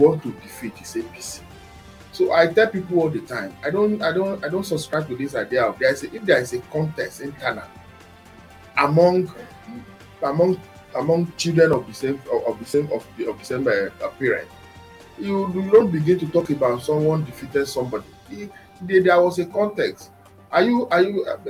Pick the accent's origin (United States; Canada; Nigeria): Nigeria; Ekiti; I am from Ekiti State